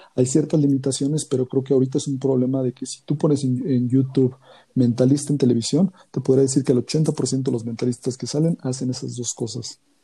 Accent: Mexico City, Mexico; soy de la Ciudad de México

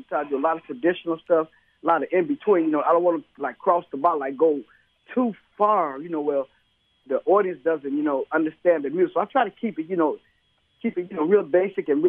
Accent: Chicago, Illinois, United States; I'm from Chicago

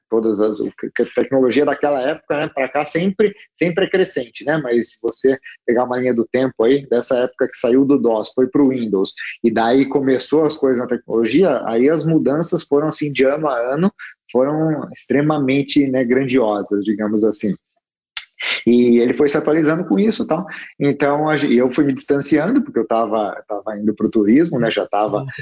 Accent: Piracicaba, São Paulo, Brazil; also born or lived in Americana; eu sou de Piracicaba, na verdade, uma cidade aqui perto de Americana, né? Piracicabano

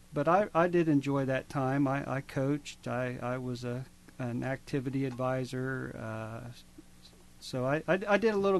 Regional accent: Carroll, Ohio, United States; moved away as an adult; also born or lived in Athens, Ohio; I grew up in Carroll, Ohio.

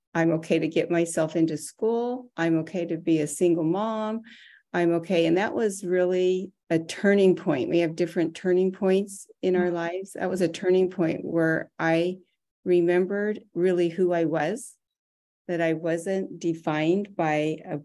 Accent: Arizona, United States; I was raised in Arizona

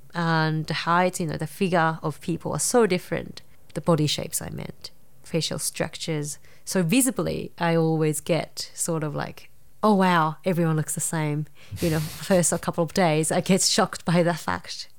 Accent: Nara, Japan; English is a second language; moved away; I grew up in a quite a, um, rural Nara

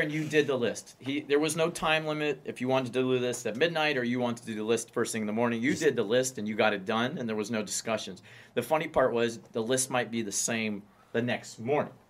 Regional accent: Miami, Florida, United States; I'm born and raised in Miami

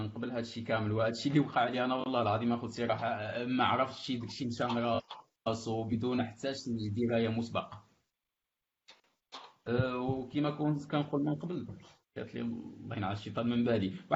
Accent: Morocco

